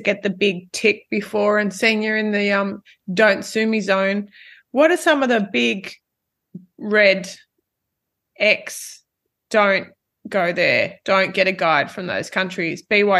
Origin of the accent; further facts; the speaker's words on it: Australia; being an Aussie